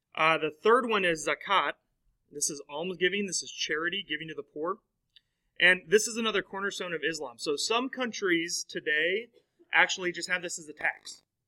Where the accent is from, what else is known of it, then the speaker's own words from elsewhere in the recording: United States; we, as American Christians